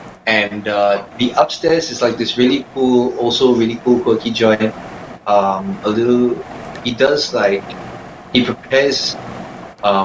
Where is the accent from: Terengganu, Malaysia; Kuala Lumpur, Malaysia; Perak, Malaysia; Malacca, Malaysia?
Kuala Lumpur, Malaysia; I'm from KL.